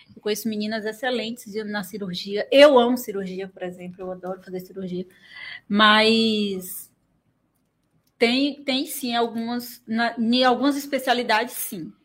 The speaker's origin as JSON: {"language": "Portuguese", "town": "Teixeira de Freitas", "region": "Bahia", "country": "Brazil", "tie": "born or raised there", "said": "Eu nasci e criado em Teixeira, fui embora só para fazer faculdade"}